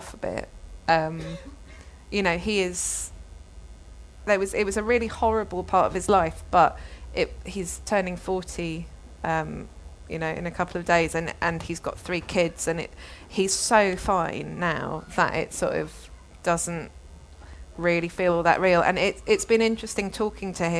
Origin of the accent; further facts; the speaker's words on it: London, United Kingdom; also born or lived in Australia; growing up in London